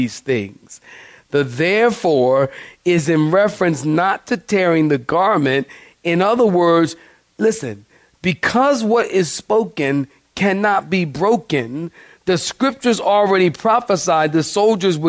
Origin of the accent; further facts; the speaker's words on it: Philadelphia, Pennsylvania, United States; I'm a city boy. I'm from Philadelphia